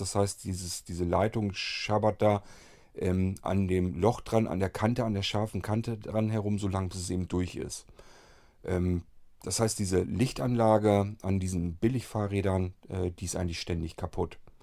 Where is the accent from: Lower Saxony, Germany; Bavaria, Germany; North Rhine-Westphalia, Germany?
Lower Saxony, Germany; die nächsten Städte von meinem Heimatort hier entfernt sind so ähm, Hannover und andere Richtung vielleicht noch Bremen